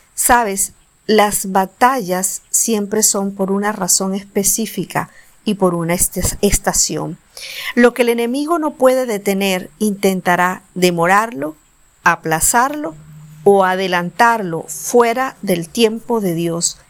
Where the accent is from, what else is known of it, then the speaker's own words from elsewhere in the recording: Colombia; viajé de mi ciudad natal a la capital del país, a Bogotá